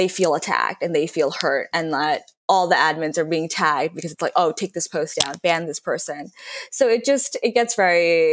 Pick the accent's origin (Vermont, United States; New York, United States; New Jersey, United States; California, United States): New York, United States; New York City; moved away as an adult; also born or lived in Northwestern University (college); I used to use Facebook actively in high school because I'm from New York City